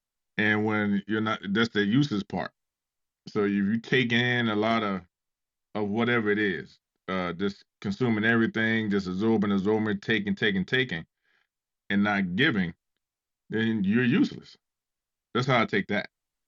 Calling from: Ohio, United States; Calling from Ohio.

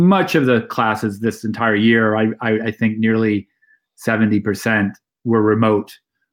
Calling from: Kent, Ohio, United States; I'm calling in from Kent, Ohio, where I live with my family, home of Kent State University, where I work and direct the WIC Poetry Center here in the College of Arts and Sciences.

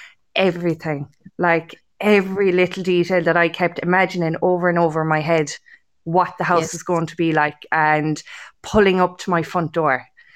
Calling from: Munster, Ireland; Kerry, County Kerry.

